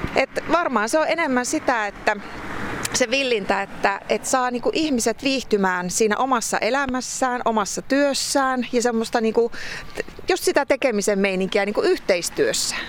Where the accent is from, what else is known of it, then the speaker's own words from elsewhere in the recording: Varpaisjärvi, North Savo, Finland; now in Vesanto, Finland; mä itse syntyisin Pohjois-Savosta kuitenkin, että mä lähtöisin Varpaisjärveltä